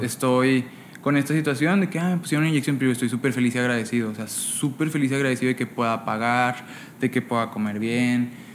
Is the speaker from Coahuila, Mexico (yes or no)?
yes; Monclova, Coahuila, Mexico; Pues yo soy de Monclova, Coahuila